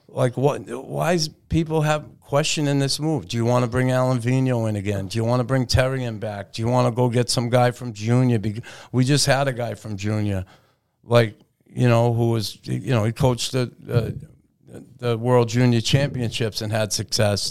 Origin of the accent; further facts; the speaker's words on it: Boston, Massachusetts, United States; moved away as an adult; also born or lived in Montreal; growing up in Boston when I did in the sixties and seventies